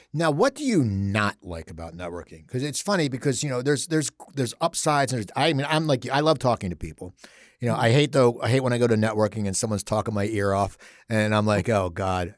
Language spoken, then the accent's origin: English; Cherry Hill, New Jersey, United States; I grew up in Cherry Hill.